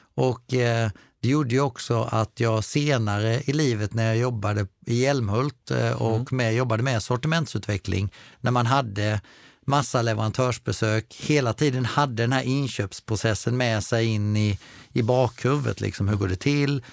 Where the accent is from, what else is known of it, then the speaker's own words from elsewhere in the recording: Falkenberg, Halland County, Sweden; jag är uppvuxen utanför Falkenberg